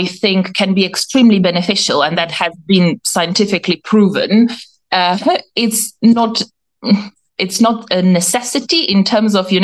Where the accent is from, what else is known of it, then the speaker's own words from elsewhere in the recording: Slovenia; now in United Kingdom; I'm not originally from the UK. I'm from Slovenia.